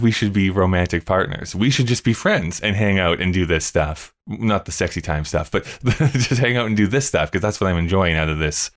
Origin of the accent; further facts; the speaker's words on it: Canada; I'm a Canadian